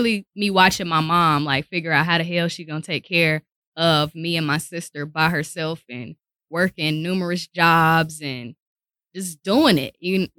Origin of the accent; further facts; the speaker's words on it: Winston-Salem, North Carolina, United States; Okay, so I am from Winston-Salem, North Carolina.